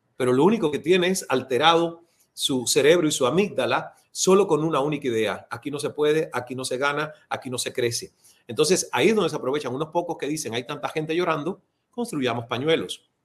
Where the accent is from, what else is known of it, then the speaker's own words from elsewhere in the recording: Cuba; moved away as an adult; also born or lived in Toronto / Atlanta; Inventé unas tertulias con unos amigos bajo la luz de la luna en un parque de mi pueblo natal